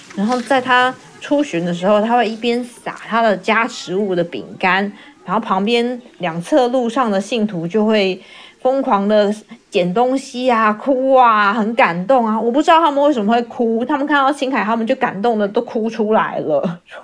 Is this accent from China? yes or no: no; Taiwan; 我是来自台湾的